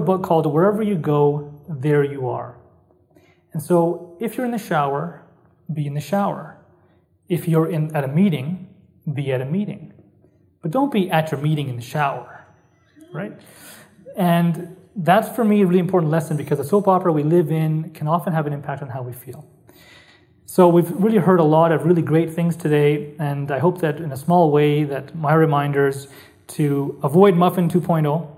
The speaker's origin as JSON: {"language": "English", "town": "Calgary", "region": "Alberta", "country": "Canada", "tie": "born or raised there", "said": "Calgary, one of my great loves, my hometown"}